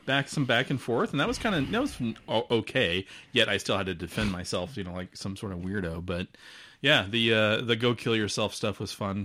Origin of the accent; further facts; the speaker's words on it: Omaha, Nebraska, United States; moved away as an adult; now in Des Moines, United States; I grew up in the Omaha area